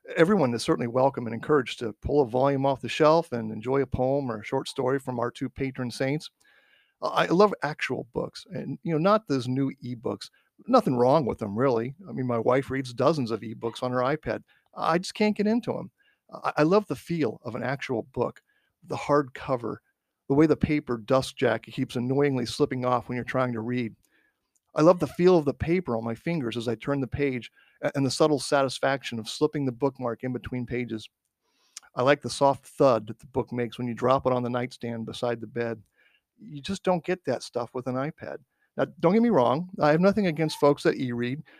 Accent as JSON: {"language": "English", "region": "Midwest", "country": "United States", "tie": "born or raised there", "said": "When I was a kid growing up in the Midwest"}